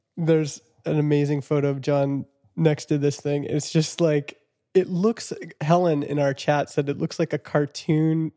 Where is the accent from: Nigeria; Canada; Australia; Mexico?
Canada; Vernon, British Columbia; my hometown of Vernon